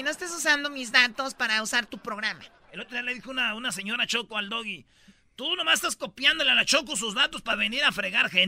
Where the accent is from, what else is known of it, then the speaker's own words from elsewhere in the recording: Mexico; Soy de Catepec, totonaca.